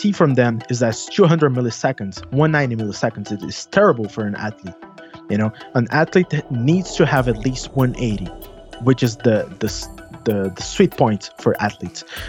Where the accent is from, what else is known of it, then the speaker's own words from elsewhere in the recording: São Paulo, Brazil; accent: Brazilian Portuguese; English is a second language; I'm from South America. My family is mainly from Italy, so I have a little bit of accent